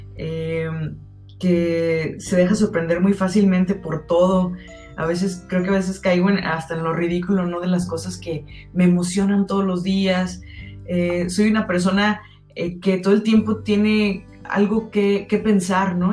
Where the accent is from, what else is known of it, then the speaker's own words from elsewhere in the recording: Guadalajara, Jalisco, Mexico; soy tapatía